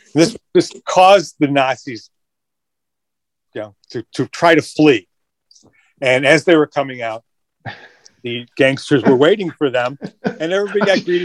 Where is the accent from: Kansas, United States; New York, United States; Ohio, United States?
New York, United States; Rochester; And I grew up in Rochester, New York, a German-American.